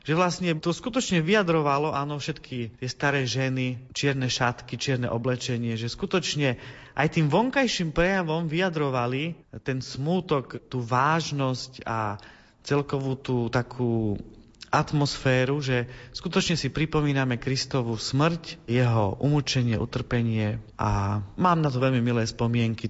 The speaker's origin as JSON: {"language": "Slovak", "town": "Prešov", "region": "Prešov Region", "country": "Slovakia", "tie": "born or raised there", "moved": "yes", "lives_now": "Bratislava, Slovakia", "said": "ja pochádzam z východného Slovenska, z Prešova, tam som sa narodil"}